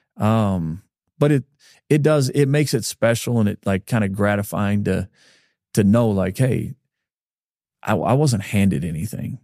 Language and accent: English; Montana, United States; moved away; I'm from Montana.